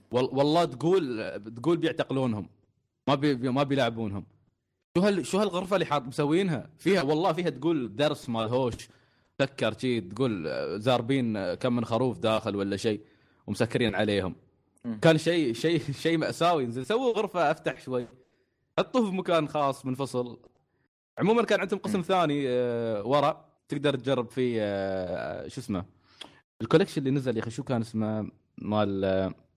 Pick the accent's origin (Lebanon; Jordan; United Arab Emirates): United Arab Emirates; عندنا في الإمارات